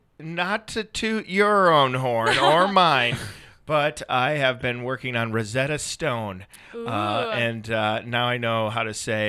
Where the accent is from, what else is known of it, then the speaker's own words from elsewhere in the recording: Brooklyn Park, Minnesota, United States; moved away; I'm from Brooklyn Park.